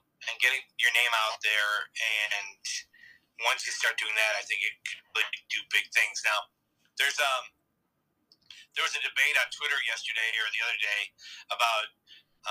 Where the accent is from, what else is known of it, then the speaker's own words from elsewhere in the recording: Milwaukee, Wisconsin, United States; So it's my hometown.